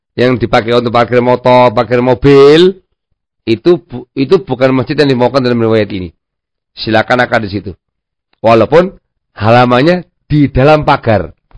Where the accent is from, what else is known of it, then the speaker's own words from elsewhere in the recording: Javanese / Indonesian, Indonesia; kita orang Jawa atau orang Indonesia